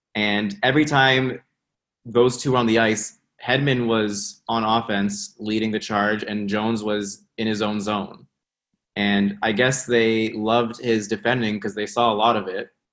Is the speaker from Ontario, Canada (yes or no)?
yes; Toronto, Ontario, Canada; I'm I'm from Toronto.